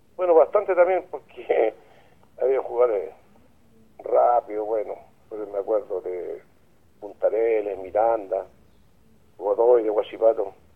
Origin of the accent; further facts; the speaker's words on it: Lota, Biobío, Chile; Yo vivo acá en Camilo La Barría, pero yo soy nacido y criado en Lota